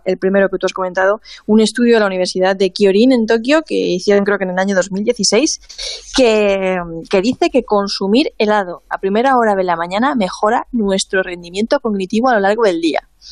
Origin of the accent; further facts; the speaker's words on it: Alicante, Valencian Community, Spain; por lo menos en mi pueblo la heladería en invierno está cerrada. En invierno te venden turrones y poco más aquí en Alicante